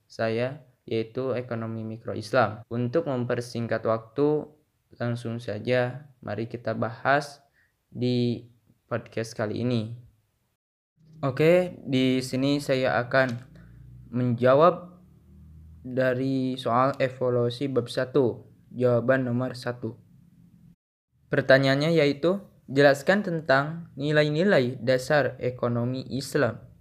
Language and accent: Indonesian; Garut, West Java, Indonesia; Asal saya dari Garut